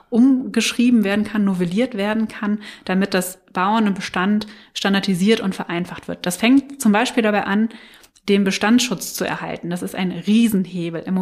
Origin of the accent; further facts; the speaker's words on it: Germany; da sind wir halt sehr träge als Deutsche, ähm, unsere Kisten zu packen, auszumisten und äh, woanders hinzuziehen